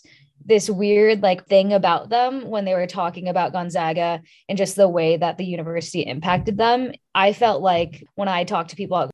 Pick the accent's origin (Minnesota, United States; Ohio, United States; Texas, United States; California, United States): California, United States; I was interested in Washington State because I'm from California.